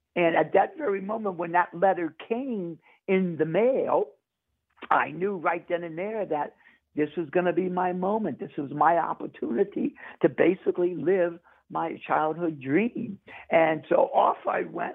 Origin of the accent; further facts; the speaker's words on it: New Orleans, Louisiana, United States; growing up in New Orleans, my older sister is a poor Clare nun